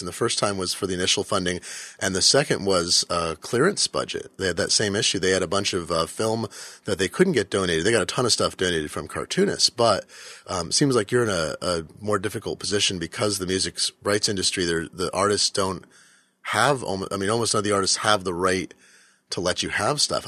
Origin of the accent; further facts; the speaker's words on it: Eugene, Oregon, United States; I grew up in Eugene, Oregon